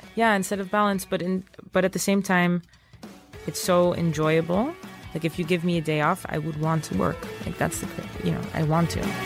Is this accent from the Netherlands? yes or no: yes; Netherlands; moved away as an adult; also born or lived in Princeton / New York; I'm originally from Holland